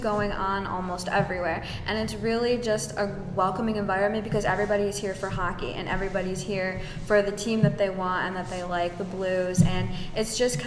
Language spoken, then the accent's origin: English; Allen Park, Michigan, United States; I am from Allen